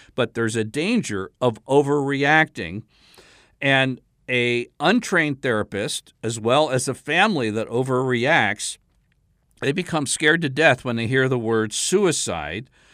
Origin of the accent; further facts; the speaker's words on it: South Carolina, United States; my home state, South Carolina